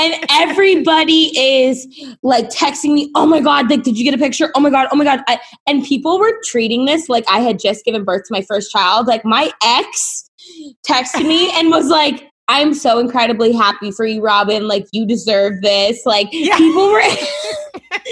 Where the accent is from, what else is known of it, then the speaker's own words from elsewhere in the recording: Boston, Massachusetts, United States; now in Los Angeles, United States; I'm from Boston and came